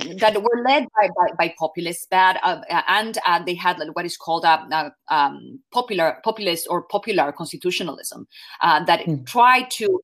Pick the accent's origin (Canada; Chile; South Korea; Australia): Chile; moved away as an adult; I was trained as a journalist back in Chile, my native country